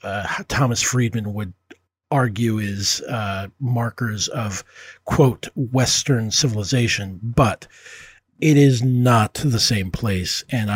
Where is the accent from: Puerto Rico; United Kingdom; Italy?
Puerto Rico; now in United States; I can't really cop to being a full immigrant because I came here from Puerto Rico